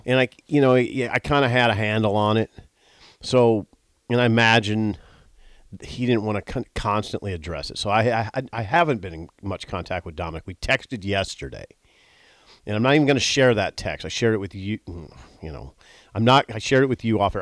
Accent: Columbus, United States; I grew up in Columbus

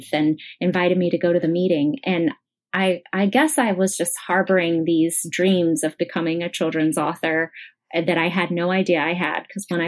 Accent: Weatherford, Texas, United States; also born or lived in Dallas suburb, Texas / San Antonio, Texas / Hawaii; now in Austin, United States; I grew up in Weatherford and went there for high school

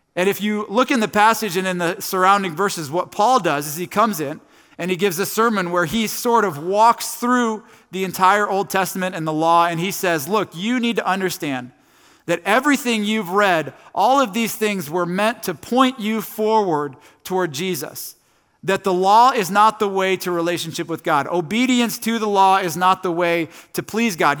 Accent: Tallmadge, Ohio, United States; I grew up in Northeast Ohio. I've lived here my entire life. I grew up in a town called Talmadge

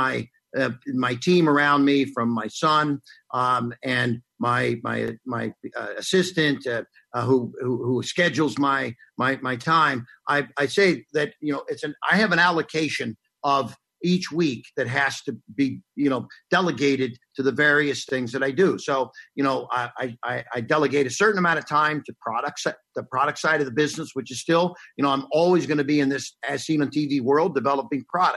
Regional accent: Cincinnati, Ohio, United States; I went to Cardinal Pacelli grade school, which was a Catholic a school in Cincinnati, Ohio

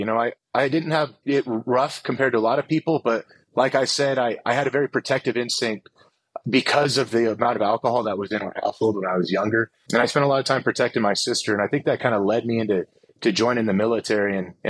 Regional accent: Portland, Oregon, United States; And I'm originally a West Coaster. I'm from Portland, Oregon. I grew up in a household that is very loving, but there was a lot of alcohol involved in it

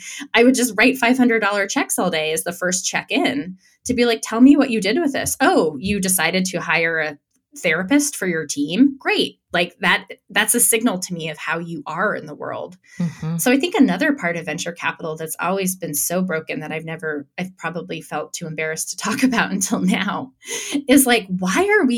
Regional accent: Santa Fe, New Mexico, United States; I was raised in Santa Fe, New Mexico, which is an artist colony.

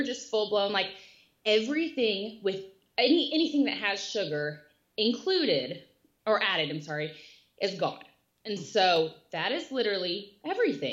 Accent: Texas, United States; I am from Texas and I have 3 young boys

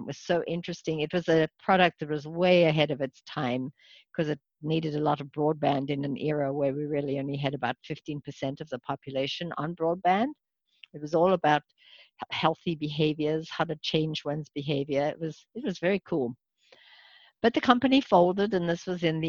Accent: South Africa; moved away as an adult; also born or lived in Santa Monica, California; now in United States; I probably wasn't born in this country. In fact, I was. I was born in South Africa, came here as a young physician

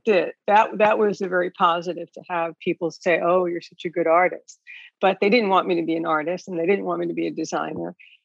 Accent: New York City, New York, United States; I grew up in New York City, born and bred

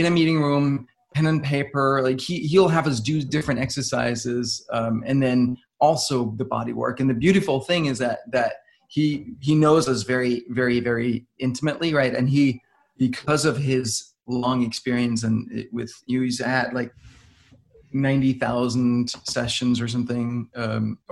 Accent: Denmark; I'm from Denmark.

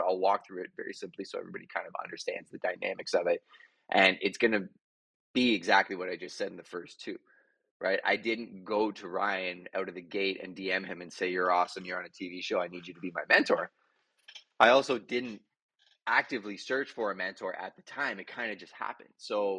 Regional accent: Montreal, Quebec, Canada; now in London, Canada; So I came from Montreal to London, Ontario, ended up as a bouncer, 155 pounds soaking wet

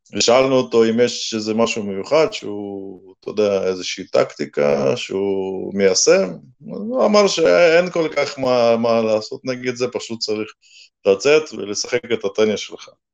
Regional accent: Russia; now in Israel; אני עוד זוכר מה, מהילדות, שגדלנו שם

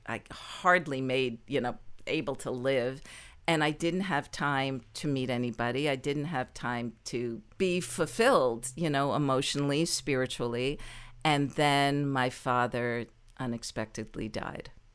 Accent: New Jersey, United States; moved away as an adult; also born or lived in Baltimore / New York; now in Los Angeles, United States; I was born and raised in New Jersey

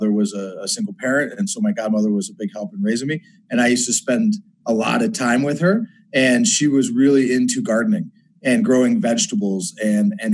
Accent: Binghamton, New York, United States; I'm originally from upstate. Up here, like Utica, Syracuse, that area. Yeah. I grew up in Binghamton

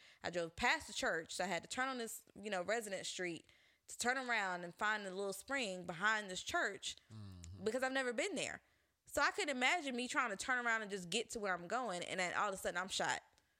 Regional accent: the South, United States; I grew up in the South.

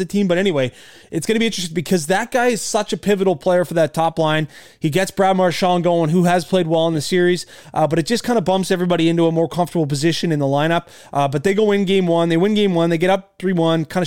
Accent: Canada; we're Canadian

